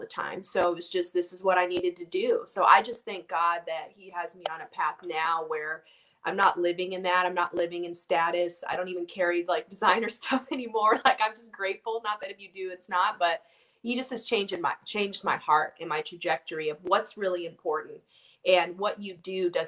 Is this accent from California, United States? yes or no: yes; Orange County, California, United States; growing up where I grew up in Orange County